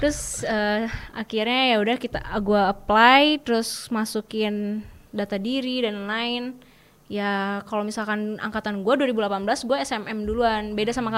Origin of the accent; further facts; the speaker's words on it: Bandung, West Java, Indonesia; aku dari Bandung dari SMA BPK Panaberholis Bandung